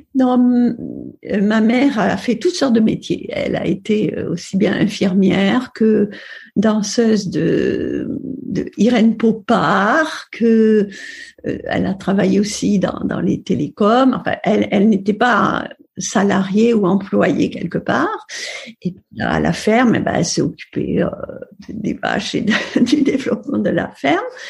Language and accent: French; Upper Aude Valley, Occitania, France; also born or lived in Perpignan; je suis née à Perpignan. Euh, au mois de juillet, donc euh, je suis une fille du soleil. Et ensuite, j'ai grandi dans une ferme de la Haute-Vallée de l'Aude